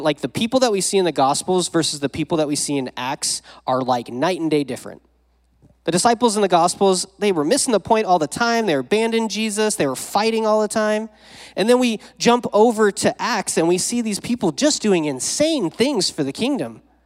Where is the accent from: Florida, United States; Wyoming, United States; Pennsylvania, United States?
Wyoming, United States; now in Modesto, United States; I didn't grow up around here. I grew up in Wyoming.